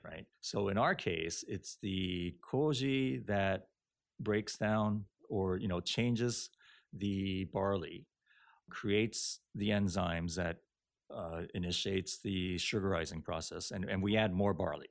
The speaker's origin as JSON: {"language": "English", "country": "Japan", "moved": "yes", "lives_now": "United States", "said": "I'm Japanese and I read Japanese"}